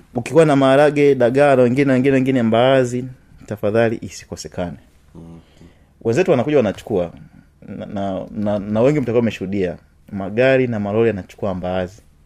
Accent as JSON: {"language": "Swahili", "country": "Tanzania", "said": "watanzania wenzetu"}